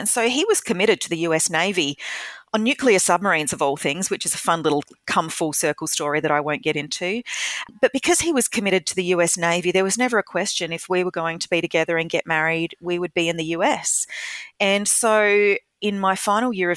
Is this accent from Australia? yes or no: yes; Adelaide, South Australia, Australia; moved away as an adult; also born or lived in United States / Kenya; I'm an Adelaide girl. I was born here. I grew up in Salisbury in the northern suburbs